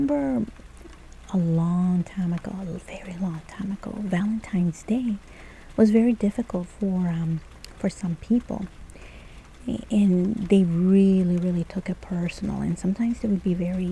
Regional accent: El Salvador; first language Spanish; English is a second language; moved away; when I was growing up in El Salvador

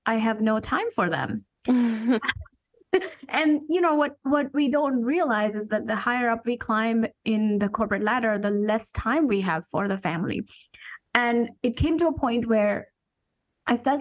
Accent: India; moved away as an adult; I'm an immigrant. I came from India 20 some years ago for my master's degree in engineering

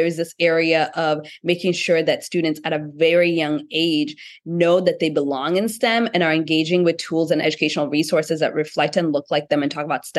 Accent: Kenya; being a young founder, being a Black founder, my intersectionality, being also Kenyan, all of these different things.

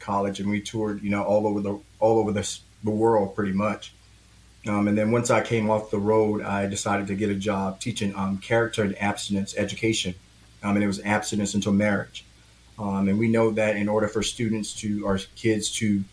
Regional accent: Florence, South Carolina, United States; I grew up in Florence, South Carolina

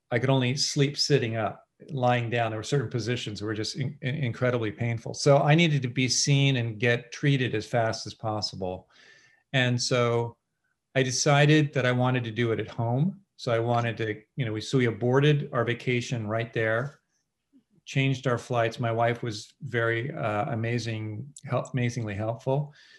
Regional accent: California, United States; I grew up in California

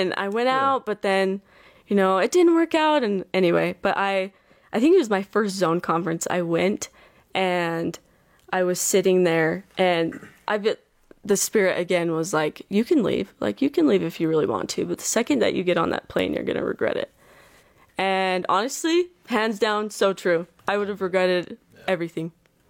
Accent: Bluffdale, Utah, United States

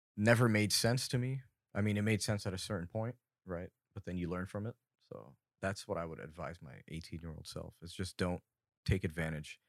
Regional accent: Fountain Valley, California, United States; I was born in Fountain Valley, California, my entire life. I've been born and raised here

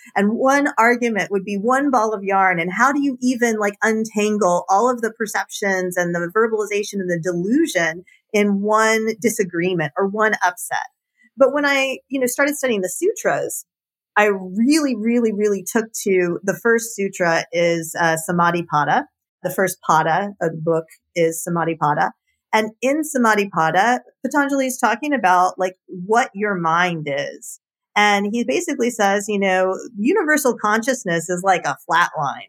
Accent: Marietta, Georgia, United States; also born or lived in Austin; I grew up in Marietta, Georgia

